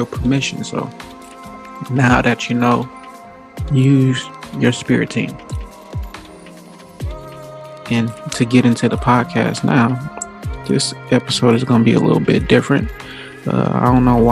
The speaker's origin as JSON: {"language": "English", "town": "Gary", "region": "Indiana", "country": "United States", "tie": "born or raised there", "moved": "as an adult", "said": "I come from Gary, Indiana, predominantly black. I didn't have any white friends. I had some white teachers"}